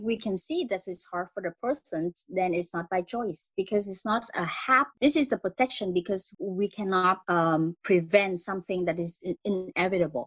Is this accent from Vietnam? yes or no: yes; Vietnam; English is a second language; moved away as an adult; now in Montreal, Canada; Originally, I came from Vietnam